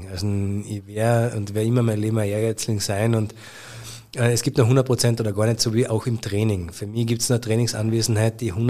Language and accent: German; Carinthia, Austria; aber zu einer riesengroßen Karriere hätte es für mich als Kärntner Bur gereicht wahrscheinlich vielleicht nicht